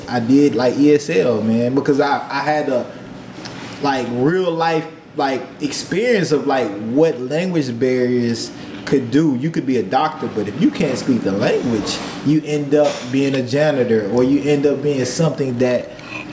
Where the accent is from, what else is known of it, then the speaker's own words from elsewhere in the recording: United States; also born or lived in Paraguay / Costa Rica; I'm American